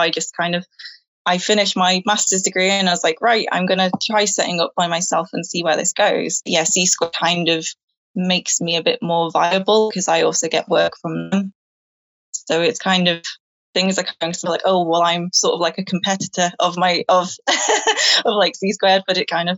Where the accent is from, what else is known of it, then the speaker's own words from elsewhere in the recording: Manchester, North West England, United Kingdom; moved away as an adult; now in Chester, United Kingdom; I'm from Manchester originally